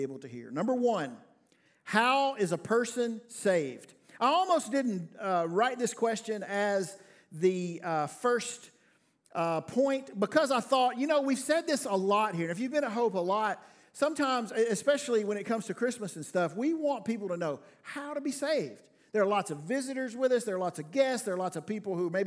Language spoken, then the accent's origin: English; the South, United States; I'm from the South